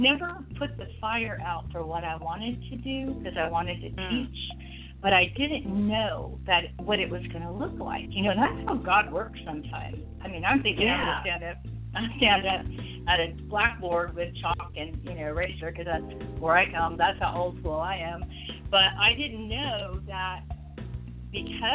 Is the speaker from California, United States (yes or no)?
yes; Southern California, United States; moved away as an adult; now in Richmond, United States; I was born and raised in Southern California. I lived there until I moved here